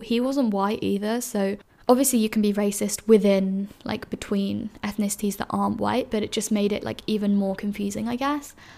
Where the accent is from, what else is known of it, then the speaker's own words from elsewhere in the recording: London, United Kingdom; moved away as an adult; now in Edinburgh, United Kingdom; I grew up in London, which is one of the most diverse cities in the world